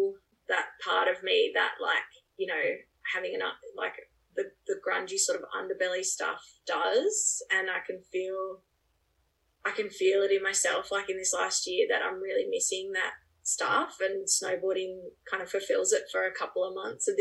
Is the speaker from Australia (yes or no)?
yes; Braidwood, New South Wales, Australia; also born or lived in North America; I grew up here in Braidwood, where I'm on the property I'm on now